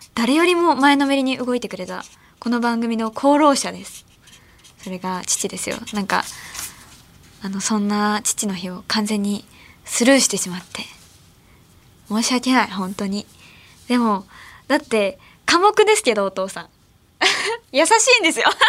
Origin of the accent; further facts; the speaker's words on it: Ehime, Japan; moved away; 地元の愛媛で